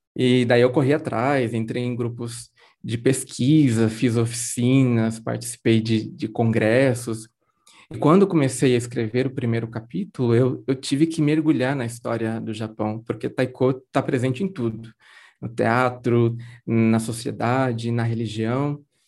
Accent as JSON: {"language": "Portuguese", "town": "Garça", "region": "São Paulo", "country": "Brazil", "tie": "born or raised there", "said": "eu nasci e cresci em Garça, né, no interior de São Paulo"}